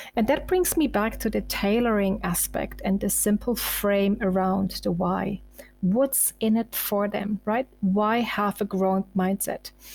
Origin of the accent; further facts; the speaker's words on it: eastern Germany, Germany; now in Munich, Germany; I was born in Eastern Germany and I was once a refugee from East to West Germany